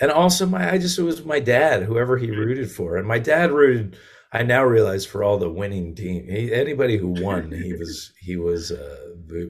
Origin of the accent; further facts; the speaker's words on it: Connecticut, United States; also born or lived in Massachusetts; Yeah, I grew up in Connecticut